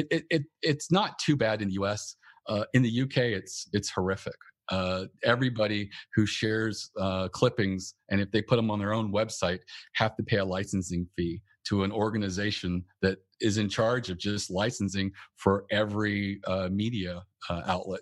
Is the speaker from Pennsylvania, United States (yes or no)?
no; North Carolina, United States; moved away as an adult; also born or lived in Northern Virginia / Washington, D.C. area; I'm originally from North Carolina, and that's where I moved up to the D C area.